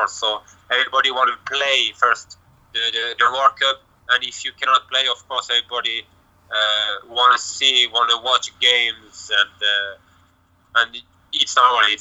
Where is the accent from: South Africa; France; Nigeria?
France; Lyon, Auvergne-Rhône-Alpes; English is a second language; also born or lived in Marseille, France; me I'm born in France in not Marseille but uh, Lyon the city is Lyon and uh, so I have uh, I have two nationality: France and Serbia I grew, I grew up in France and I as well, of course, I speak French and uh, even Serbian.